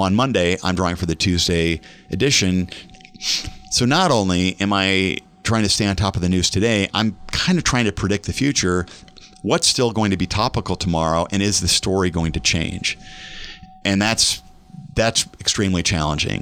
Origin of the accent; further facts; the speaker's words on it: Omaha, Nebraska, United States; also born or lived in Austria; I'm born and raised in Omaha, and I know the streets like the back of my hand.